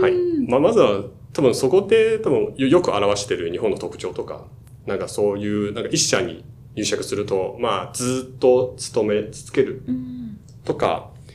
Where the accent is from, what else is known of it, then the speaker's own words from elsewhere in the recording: Shanghai, China; Japanese is a second language; moved away as an adult; now in Japan; 自分は、あの、中国、上海出身で、23歳まで、大学卒業まで、あの、ずっと上海にいて